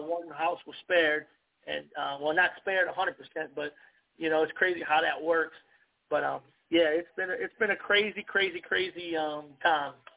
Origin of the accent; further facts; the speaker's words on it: United States; I'm an American. I love my country.